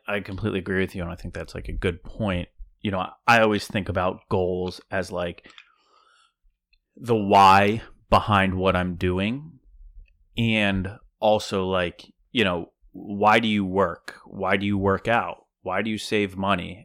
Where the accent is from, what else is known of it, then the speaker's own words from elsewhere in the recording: Downingtown, Pennsylvania, United States; moved away; I bartended back in Downingtown, in my hometown, for, like, three years